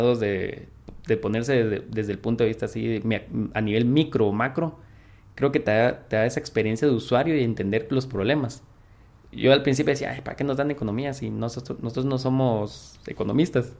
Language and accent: Spanish; Quetzaltenango, Guatemala; soy de Shela, tengo 22 años.